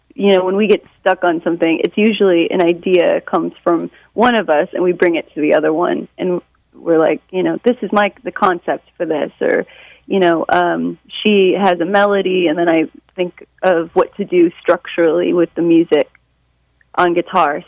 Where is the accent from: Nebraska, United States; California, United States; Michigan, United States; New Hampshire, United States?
Michigan, United States; Detroit; now in New York, United States; growing up in Detroit